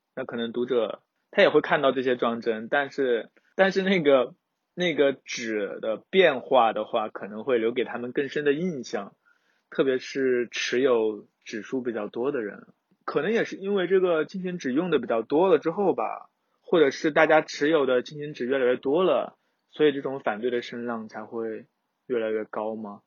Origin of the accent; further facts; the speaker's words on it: southern China, China; 作为一个南方人